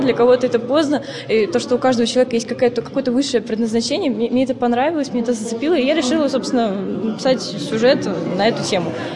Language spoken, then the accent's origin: Russian; Ulyanovsk, Ulyanovsk Oblast, Russia; Я из Ульяновска